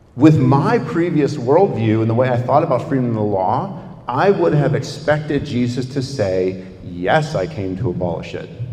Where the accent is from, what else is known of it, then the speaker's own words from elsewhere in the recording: United States; as an American